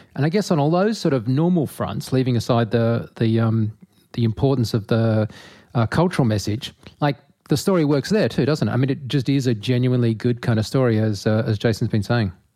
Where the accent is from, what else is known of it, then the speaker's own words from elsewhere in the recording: Australia; I'm an Australian